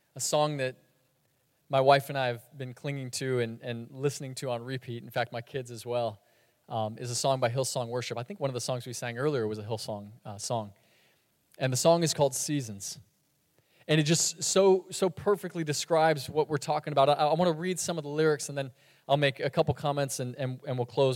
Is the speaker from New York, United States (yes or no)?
no; Sebring, Florida, United States; moved away; moving into my dad's house in my hometown, which is Sebring, Florida